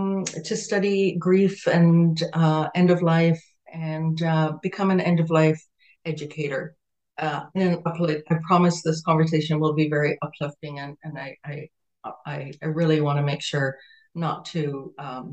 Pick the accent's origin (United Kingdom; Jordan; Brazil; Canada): Canada; also born or lived in Jamaica; So I was born in Jamaica. I was born in Jamaica. I've been in Canada. I came to Canada before I was 10.